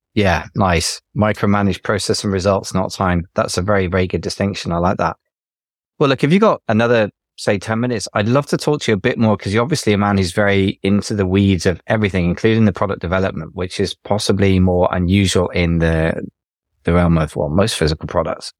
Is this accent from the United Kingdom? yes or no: yes; United Kingdom; I'm British